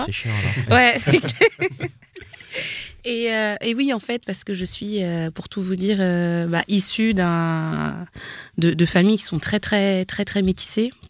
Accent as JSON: {"language": "French", "region": "Normandy", "country": "France", "tie": "born there", "said": "par exemple, je suis née en Normandie, mais je comprends bien que, que par peut-être ma couleur de peau, ça correspond pas à ce qu'on a envie d'entendre."}